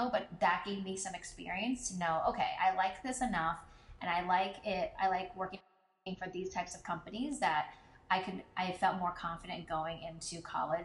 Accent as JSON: {"language": "English", "town": "Philadelphia", "region": "Pennsylvania", "country": "United States", "said": "I am from Philadelphia, so that's where I lived and that's where I'm from"}